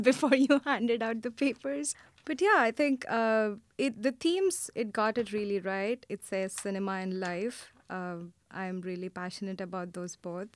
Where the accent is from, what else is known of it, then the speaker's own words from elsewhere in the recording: India; now in New York City, United States; I'm originally from India